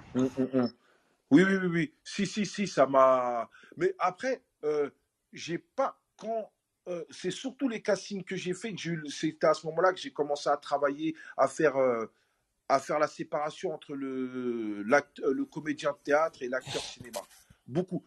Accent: Aulnay-sous-Bois, Île-de-France, France; revenir sur Olney, dans ma ville natale.

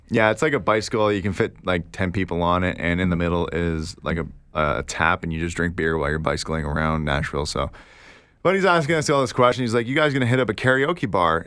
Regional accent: Canada; Oh, we're from Canada

